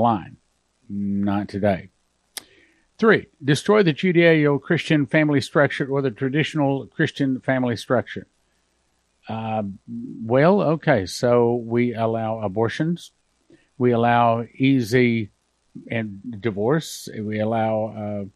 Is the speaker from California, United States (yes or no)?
no; West Texas, United States; When I was growing up in West Texas